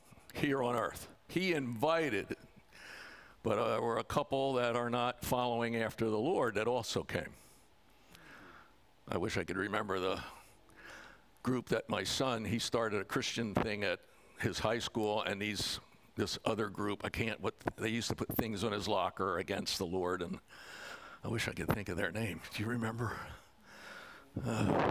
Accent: Pennsylvania, United States; I come from Pennsylvania

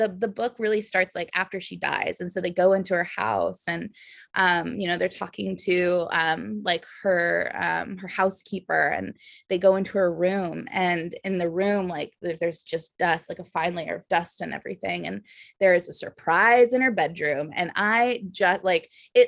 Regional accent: the South, United States; accent: Valley girl; moved away as an adult; also born or lived in Austin, Texas; now in San Francisco, United States; growing up in the South

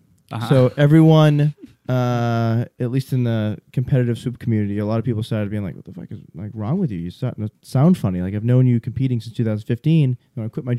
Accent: Northeast, United States; accent: funny accent; I talk fast. I'm from the Northeast. Sorry. Also, I have a funny accent.

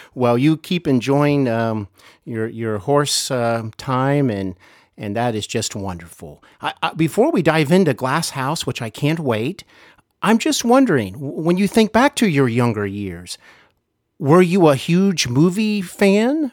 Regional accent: Cincinnati, Ohio, United States; I am here in Cincinnati, Ohio, my hometown

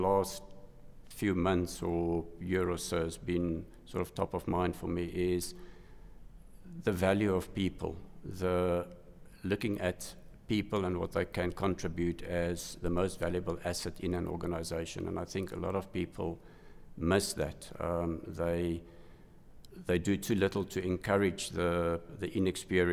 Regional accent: Johannesburg, Gauteng, South Africa; I was born in Johannesburg. I studied at what was known as RAU at the time, University of Johannesburg

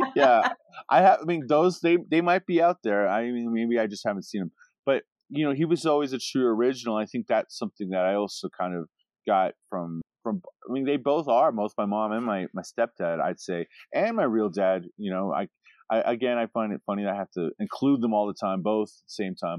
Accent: Alaska, United States; moved away; also born or lived in Anchorage / Fort Yukon / Fairbanks; I grew up in Alaska as a as a child

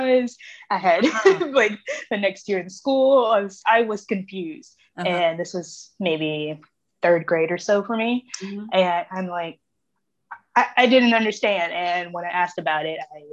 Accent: Springfield, United States; now in Memphis, United States; I was born in Springfield

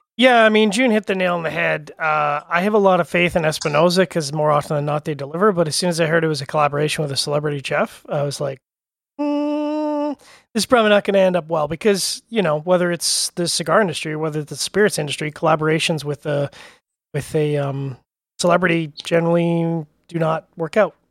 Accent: Canada; I'm Canadian

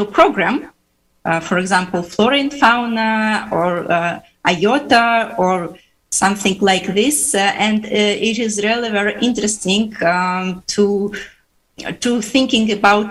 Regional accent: Uzbekistan; English is a second language; also born or lived in Finland; now in St. Petersburg, Russia; I was born in Uzbekistan.

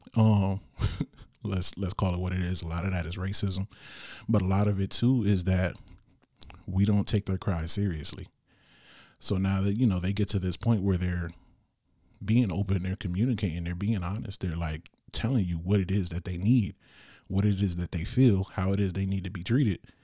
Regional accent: Bridgeport, Connecticut, United States; here in my hometown of Bridgeport

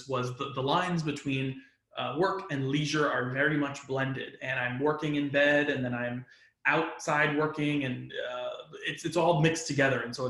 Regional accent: New York, United States; I'm from New York

